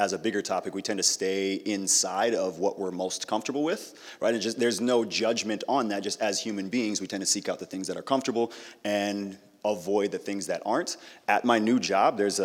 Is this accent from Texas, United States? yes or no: no; Apple Valley, Minnesota, United States; I grew up in Apple Valley, and it looked a lot different growing up than it does now.